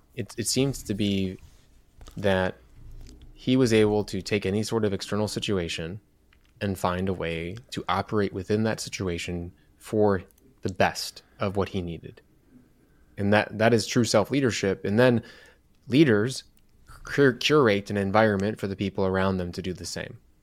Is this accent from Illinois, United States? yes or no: yes; Chicago, Illinois, United States; I'm from Chicago